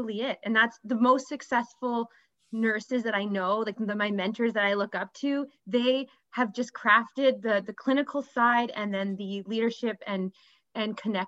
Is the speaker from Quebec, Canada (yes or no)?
no; Ottawa, Ontario, Canada; also born or lived in Toronto; I had to move back to my hometown of Ottawa